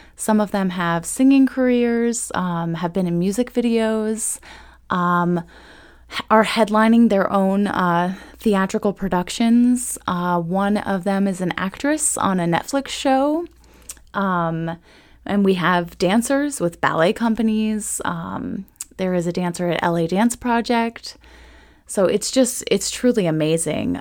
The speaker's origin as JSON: {"language": "English", "region": "Ohio", "country": "United States", "moved": "yes", "lives_now": "Manassas, United States", "said": "I am not originally from Virginia, though. I am actually from Ohio, where I had the most amazing training"}